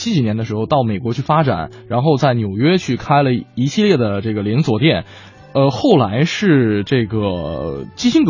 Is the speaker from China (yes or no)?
yes; Liaoning, China; 我我老家是辽宁的，我在辽宁的街上看到了烤冷面